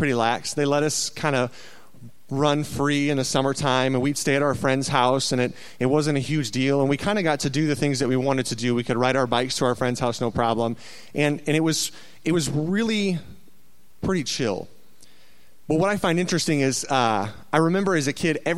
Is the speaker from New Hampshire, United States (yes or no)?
no; Waterloo, Iowa, United States; I grew up in Iowa, a little town called Waterloo.